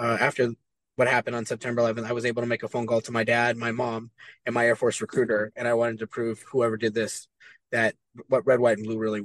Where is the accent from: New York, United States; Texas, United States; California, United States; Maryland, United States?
California, United States; Hesperia; I grew up in Southern California in a small little town called Hesperia.